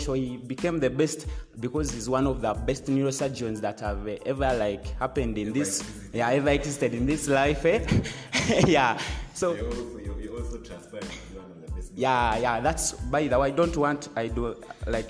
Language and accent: English; Rukungiri District, Western Region, Uganda; I come from Rukunjiri District. The village is Kagarama Bisel